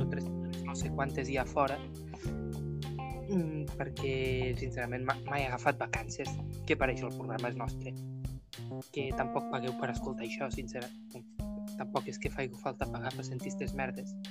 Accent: Ebre, Catalonia, Spain; jo sóc de l'Ebre

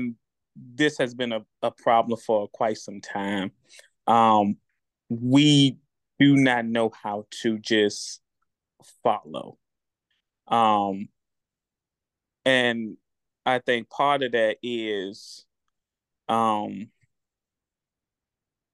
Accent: Richmond, United States; moved away; I'm from Richmond. I tried to make attempts in Richmond, and it didn't work out. But when I moved elsewhere

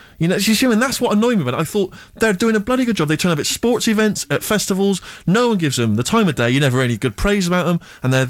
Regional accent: Bristol, South West England, United Kingdom; back in my hometown of Bristol

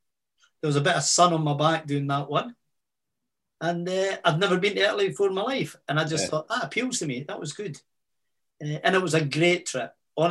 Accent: Methil, Scotland, United Kingdom; I said, Stevie, I'm from Methil. This is normal. This is nothing.

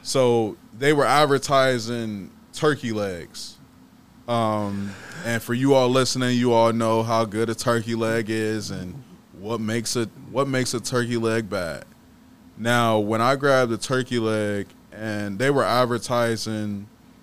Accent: Columbus, Ohio, United States; we're from Columbus, Ohio

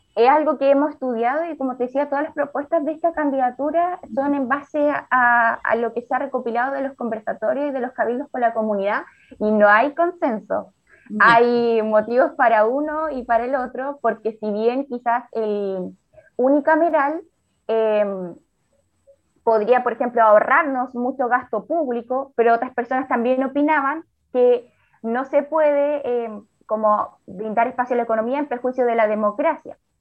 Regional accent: Chile; como sociedad chilena

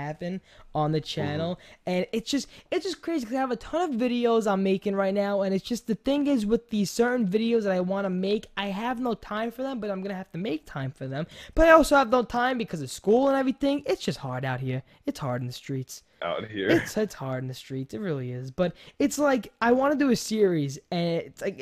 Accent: New York, United States; accent: New Yorker; I'm from New York

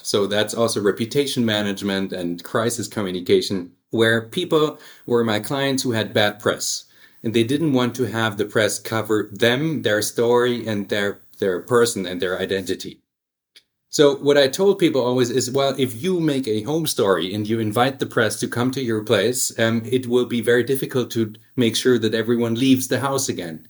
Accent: Stuttgart, Baden-Württemberg, Germany; also born or lived in United States; now in Hamburg, Germany; I grew up in Stuttgart, which is a uh, in, in, the Swabian area

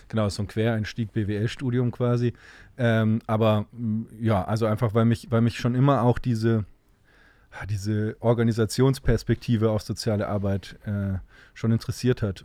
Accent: Cologne, North Rhine-Westphalia, Germany; in Düsseldorf zu arbeiten als Kölner

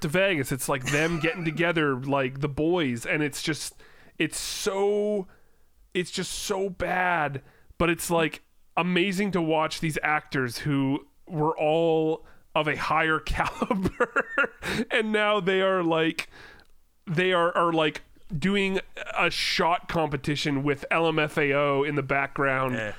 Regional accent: Langley, British Columbia, Canada; your hometown

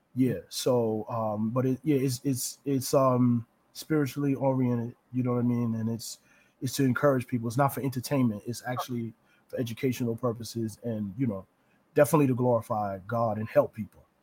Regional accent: New Rochelle, New York, United States; I grew up in New Rochelle

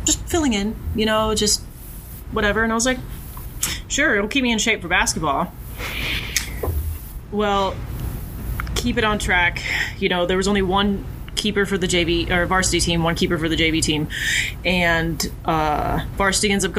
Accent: Huntsville, Alabama, United States; moved away as an adult; now in North Carolina, United States; I was born and raised in Huntsville, Alabama

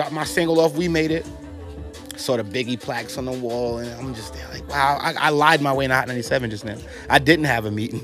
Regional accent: New York, United States; moved away; also born or lived in Atlanta, Georgia; I was raised in New York, then we left and went down south

